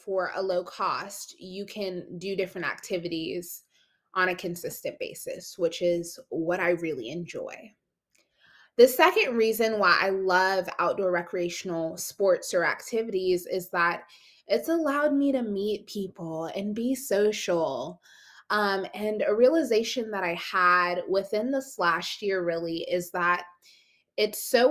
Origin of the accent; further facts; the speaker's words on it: South Carolina, United States; I'm from South Carolina